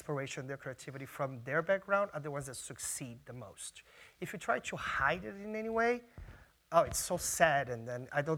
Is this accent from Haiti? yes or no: no; Brazil; now in New York City, United States; I'm from Brazil